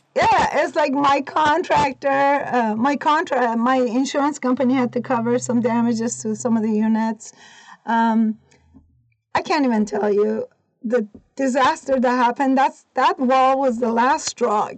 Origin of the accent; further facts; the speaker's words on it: Iran; moved away as an adult; also born or lived in California / Oregon; now in United States; I was born and raised in Iran. I was 18 when I came to the United States.